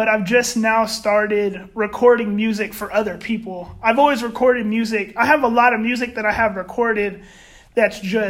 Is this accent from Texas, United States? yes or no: yes; San Antonio, Texas, United States; I'm from San Antonio